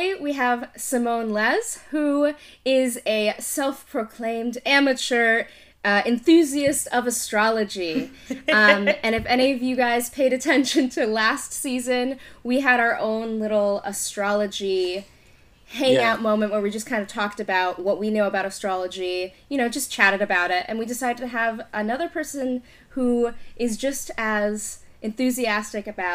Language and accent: English; New York, United States; I'm from New York